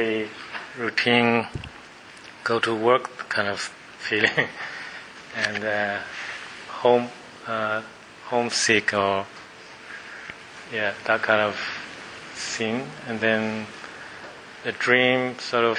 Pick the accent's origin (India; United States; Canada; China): China; Beijing; moved away as an adult; now in Australia; Beijing, that's my hometown